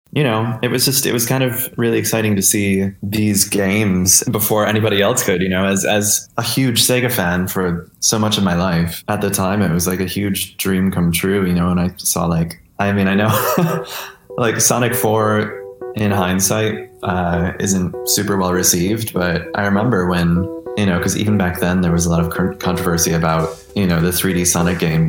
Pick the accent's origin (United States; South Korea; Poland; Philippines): United States; Marion, New York; I grew up outside of Rochester, New York, uh, in a really small town called Marion